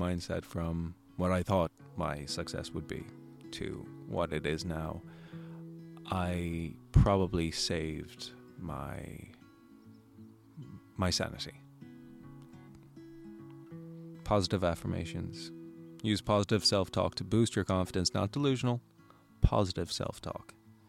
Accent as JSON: {"language": "English", "country": "Ireland", "accent": "American", "said": "I have such a thick American accent and I'm from Ireland and I'm making all these Irish videos."}